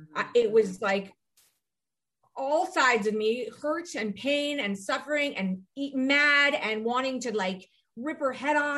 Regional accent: Ohio, United States; I'm from Ohio

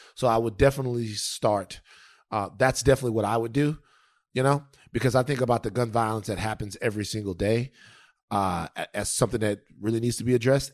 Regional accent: Baton Rouge, Louisiana, United States; I'm from the South, Louisiana, Baton Rouge. Um, number two, I grew up in a dangerous place

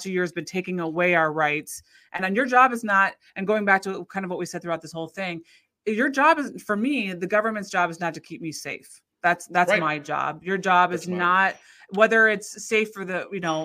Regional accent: United States; as an American

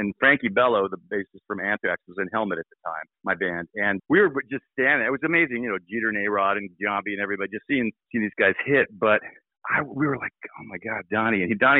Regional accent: West Coast, United States; now in New York, United States; I grew up on the West Coast, but I play intense music, and I moved to New York for, you know, for the music and for the culture

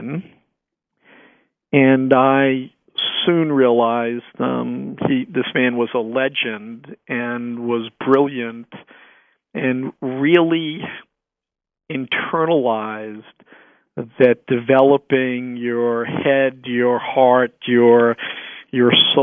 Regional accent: United States; also born or lived in Brooklyn, New York / Lowell, Massachusetts; I grew up in Brooklyn, New York, and Lowell, Massachusetts

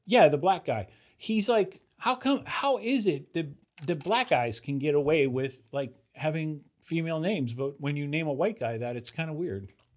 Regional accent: Youngstown, Ohio, United States; moved away; my hometown of Youngstown, Ohio

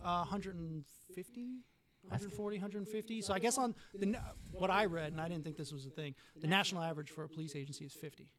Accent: New York City, New York, United States; moved away as an adult; now in Florida, United States; I'm from New York City. My family moved down here

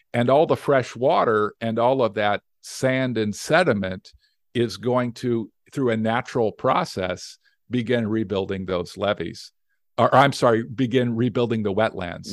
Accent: Las Vegas, Nevada, United States; I'm from Las Vegas, Nevada

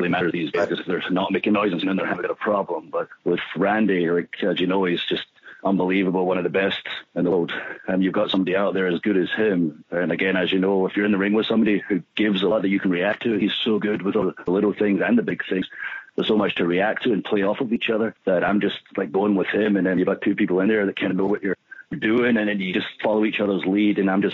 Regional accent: Scotland, United Kingdom; now in Tampa, United States; being from Scotland, where it's cold all the time

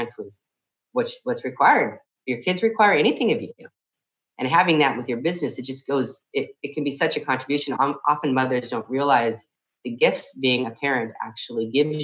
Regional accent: San Francisco, California, United States; coming up here in San Francisco, my hometown

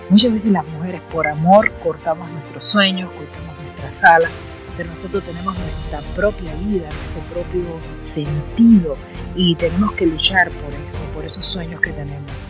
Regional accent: Cuba; moved away as an adult; cuando yo salí de Cuba, de eh, mi querida patria, eh, para estudiar en México eh, la maestría

